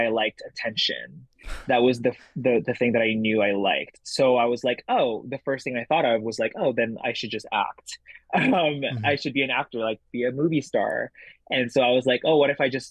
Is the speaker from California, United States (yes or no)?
yes; San Gabriel, California, United States; English is a second language; also born or lived in Jakarta, Indonesia / Boston; I grew up in San Gabriel, California